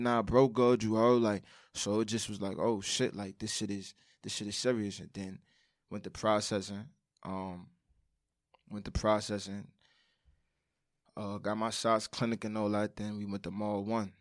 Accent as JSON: {"language": "English", "town": "New York City", "region": "New York", "country": "United States", "said": "I'm from Brooklyn, of course"}